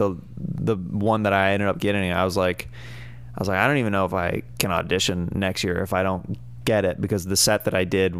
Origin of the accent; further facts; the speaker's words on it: Kansas, United States; moved away; I'm from Kansas, and I grew up just super into different